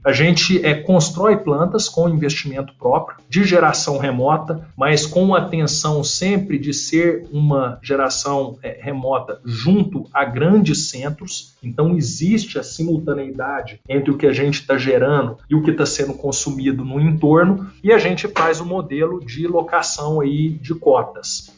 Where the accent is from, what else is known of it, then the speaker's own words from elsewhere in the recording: Uberlândia, Minas Gerais, Brazil; moved away as an adult; also born or lived in Turin, Italy / Rennes, France; sou natural aqui de Uberlândia, Minas Gerais, de onde eu estou falando